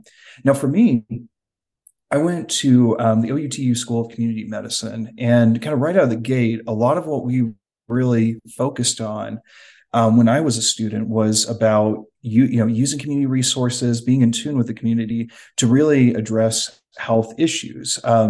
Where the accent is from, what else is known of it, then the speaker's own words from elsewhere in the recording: Oklahoma, United States; moved away as an adult; now in New Mexico, United States; So I am originally from Oklahoma, grew up there for most of my life, did spend several years traveling across the world with my father in the Air Force.